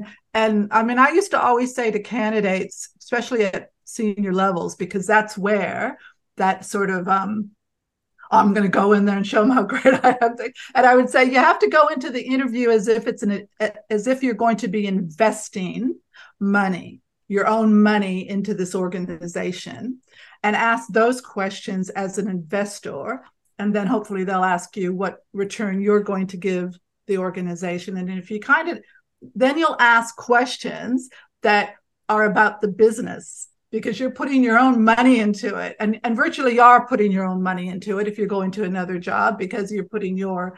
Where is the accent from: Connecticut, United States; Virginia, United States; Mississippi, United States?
Connecticut, United States; I'm just from Connecticut.